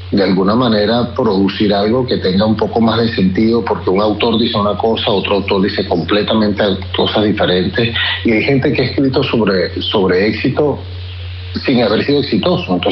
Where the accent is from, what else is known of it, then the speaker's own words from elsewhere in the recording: Venezuela; Y una vez que fuimos expropiados, así como muchos venezolanos, nos tuvimos que, reinventar.